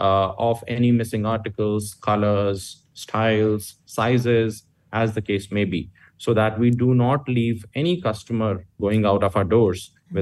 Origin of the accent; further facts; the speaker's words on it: India; English is a second language; now in Malaysia; that's a common understanding in Malaysia, and I came from India there too